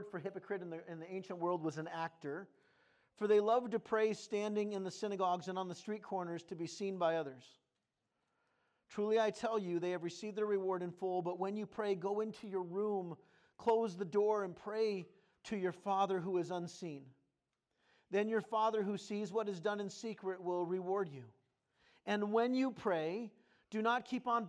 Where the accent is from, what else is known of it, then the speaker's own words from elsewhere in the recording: California, United States; moved away; also born or lived in Wisconsin / Maine / Minnesota; I grew up primarily in California. I had a few stints. One, I lived in Wisconsin when I was a little baby. Don't remember that. Lived in Maine for a couple years